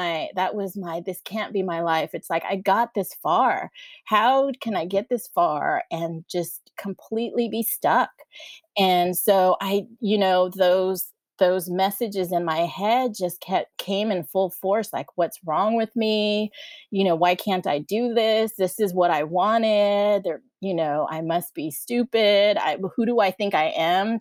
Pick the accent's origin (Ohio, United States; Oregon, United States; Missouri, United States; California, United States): California, United States; San Diego; moved away as an adult; also born or lived in College Station, Texas; now in Austin, United States; I live in Austin, Texas, and I was born and raised in San Diego, California